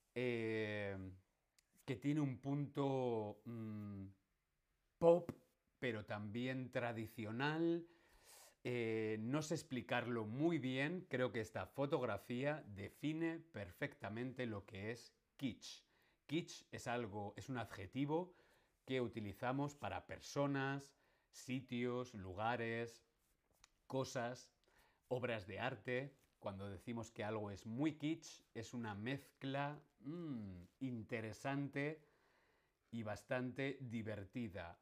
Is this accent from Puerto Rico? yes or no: no; Alcalá de Henares, Community of Madrid, Spain; Yo nací en la ciudad Alcalá de Henares.